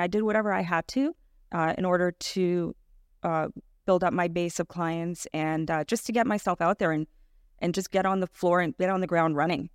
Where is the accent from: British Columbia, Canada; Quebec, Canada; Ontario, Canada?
Ontario, Canada; Toronto; I was born and raised in Etobicoke